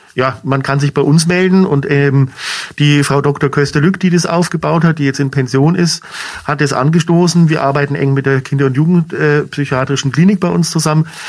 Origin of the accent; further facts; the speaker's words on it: Munich, Bavaria, Germany; moved away as an adult; also born or lived in Franconia; now in Schweinfurt, Germany; bin gebürtiger Münchner, von daher trotzdem Bayer auch hier in Franken expatriiert